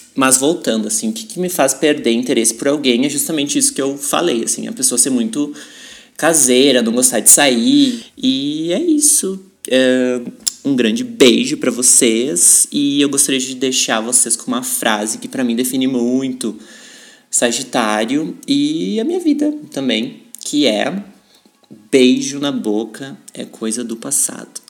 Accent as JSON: {"language": "Portuguese", "town": "São Leopoldo", "region": "Rio Grande do Sul", "country": "Brazil", "said": "Eu sou de São Leopoldo, Rio Grande do Sul"}